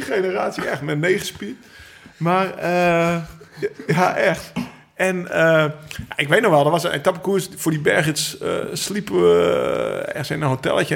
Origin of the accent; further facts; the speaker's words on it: Netherlands; als Nederlanders, als Hollandse jongens